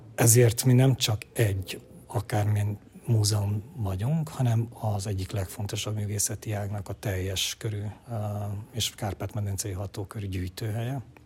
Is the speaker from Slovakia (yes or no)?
no; Romania; Ceausescu diktatúrába születtem és nőttem fel